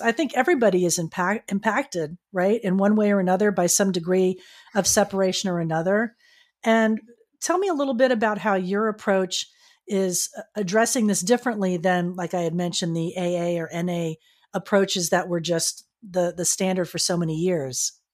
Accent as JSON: {"language": "English", "region": "Florida", "country": "United States", "tie": "born or raised there", "moved": "yes", "lives_now": "California, United States", "said": "my home state of Florida, I'm here in California"}